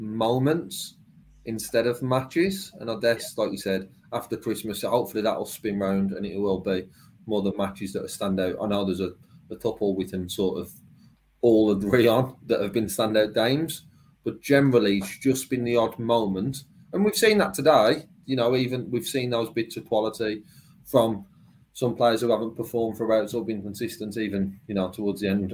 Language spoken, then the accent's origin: English; Walsall, West Midlands, United Kingdom; I'm from Walsall